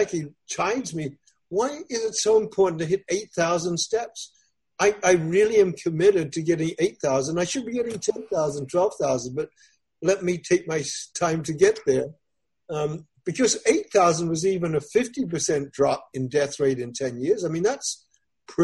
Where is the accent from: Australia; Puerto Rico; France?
Australia; now in United States; I'm originally from Australia